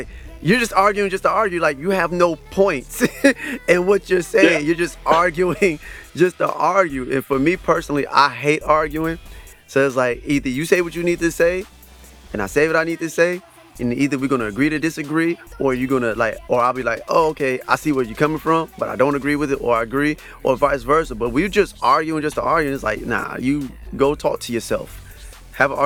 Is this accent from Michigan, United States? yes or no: yes; Saginaw, Michigan, United States; I'm actually from Saginaw